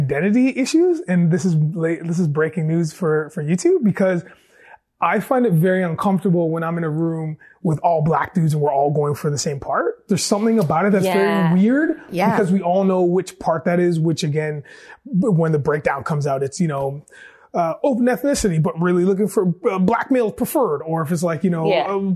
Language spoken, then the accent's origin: English; Cambridge, Ontario, Canada; I grew up in Cambridge, Ontario